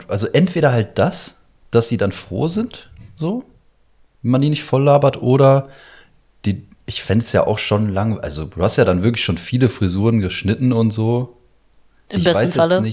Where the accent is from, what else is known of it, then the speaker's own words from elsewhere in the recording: Syria; German is a second language; now in Germany; ich bin ja aus Syrien auch geflüchtet und so, ne? Vor ein paar Jahren und so.